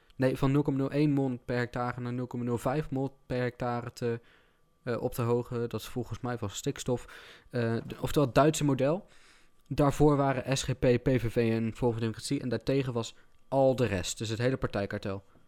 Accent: North Brabant, Netherlands; Ik kom uit eh, West-Brabant, of in ieder geval de regio West-Brabant

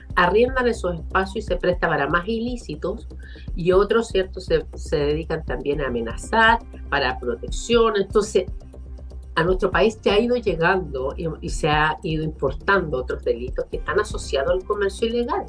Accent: Concepción, Biobío, Chile; quienes somos de Concepción, eh, de Bio, Bio

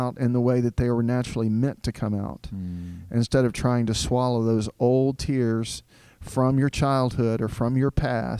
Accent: Southeast Texas, United States; also born or lived in Diana, Texas; I grew up in a rural Southern Baptist church in Southeast Texas

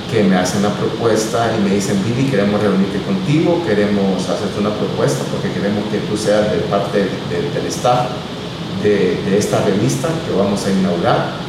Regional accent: El Salvador; yo empecé como buen salvadoreño a, como decimos, a rebuscarme para darle lo mejor a mi hija y eh, trabajé eh, de bodeguero en una máquina en la zona franca de San Marcos.

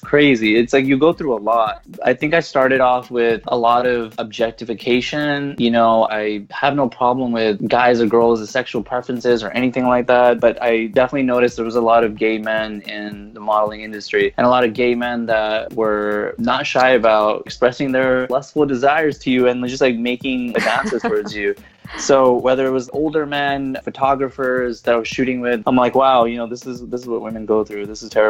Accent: California, United States; I'm from California originally

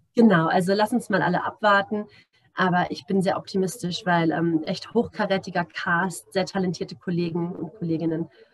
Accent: Germany; now in Namibia; für mich als äh, Deutsche

